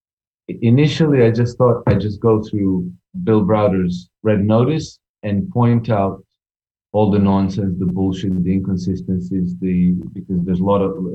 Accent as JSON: {"language": "English", "country": "Croatia", "tie": "born or raised there", "said": "I was born in Yugoslavia. Now I'm from Croatia"}